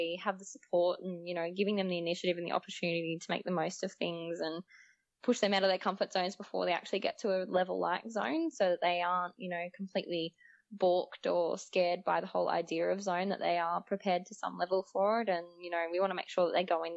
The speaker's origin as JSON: {"language": "English", "town": "Wauchope", "region": "New South Wales", "country": "Australia", "tie": "born or raised there", "said": "my hometown is always first and foremost in my heart"}